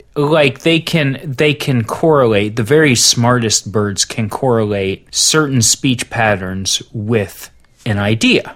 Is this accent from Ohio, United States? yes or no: yes; Cincinnati, Ohio, United States; I grew up on the east, the far, far east side of Cincinnati